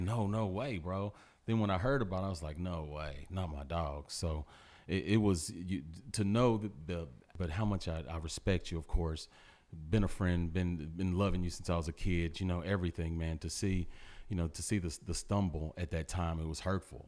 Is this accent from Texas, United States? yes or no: yes; Port Arthur, Texas, United States; the upbringing that we had in Port Arthur